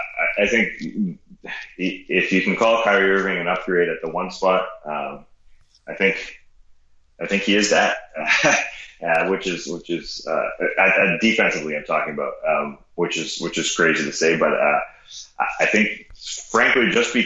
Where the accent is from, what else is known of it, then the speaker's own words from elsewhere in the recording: outside of Toronto, Ontario, Canada; now in Atlanta, United States; I grew up outside of Toronto